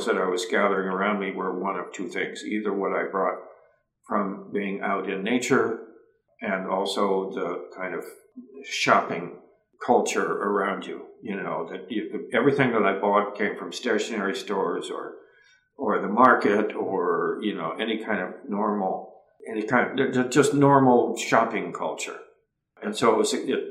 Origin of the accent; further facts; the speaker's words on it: Ohio, United States; growing up in Ohio and having lots of access to endless woods and streams and fishing